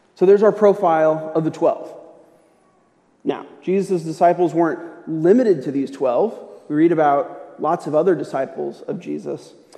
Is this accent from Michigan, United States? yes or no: no; St. Louis, Missouri, United States; moved away; I'm originally from St. Louis, which means that I grew up a St. Louis Rams fan